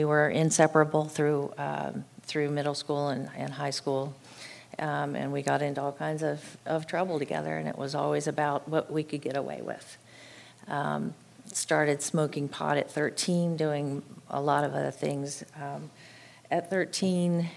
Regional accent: Florida, United States; I grew up in a home in Florida with two parents

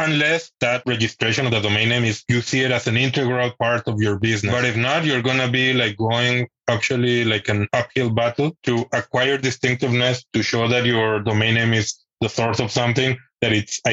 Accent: Mexico; moved away as an adult; now in Switzerland; I am originally from Mexico

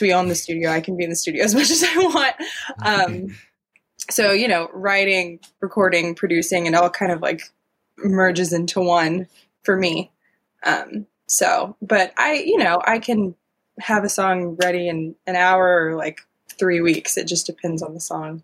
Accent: the South, United States; I'm from the South too, so it kind of comes out a little country

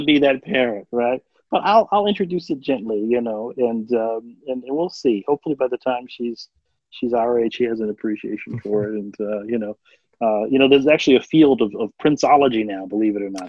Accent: Philadelphia, Pennsylvania, United States; growing up in Philadelphia in a high poverty, high crime area

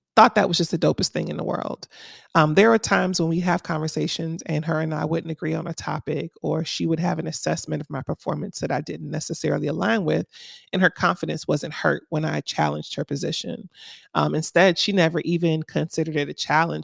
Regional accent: Miami, Florida, United States; now in Atlanta, United States; I'm from Miami, Florida originally, so we didn't have seasons. Our only season was summer.

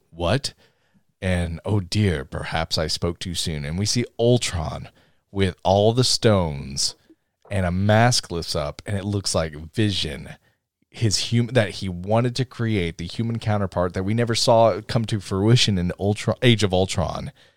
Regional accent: Tennessee, United States; accent: deep south; we're all from Tennessee

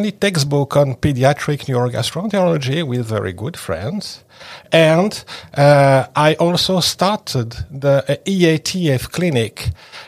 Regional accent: France; moved away as an adult; also born or lived in Paris, France; now in Montreal, Canada; I was born in France and I studied medicine and was trained in pediatrics and pediatric gastroenterology in Paris. And I moved to Montreal in 2001

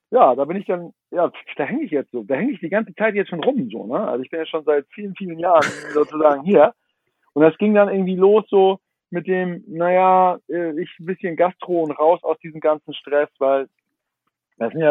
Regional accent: Kiel, Schleswig-Holstein, Germany; jetzt als, als Kieler Jung, so fährt man mal nach Hamburg zu Christian Rach

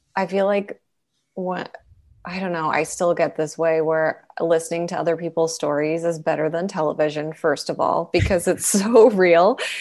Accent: Calgary, Alberta, Canada; now in Los Angeles, United States; I'm from Calgary

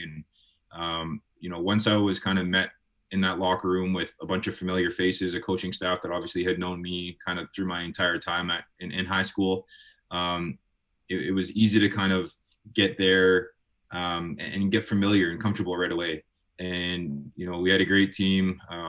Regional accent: Winnipeg, Manitoba, Canada; obviously being Canadian, being in Winnipeg, we got 10 months of winter here.

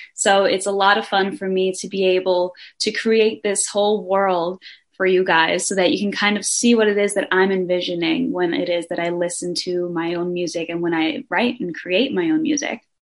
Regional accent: Denmark; I am from Denmark. I was born there, but I'm also half Brazilian

